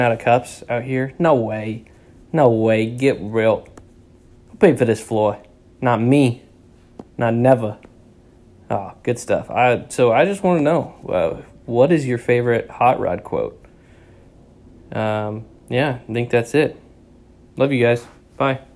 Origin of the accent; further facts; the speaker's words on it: Nebraska, United States; now in Texas, United States; I'm from Nebraska, and I live down here in Texas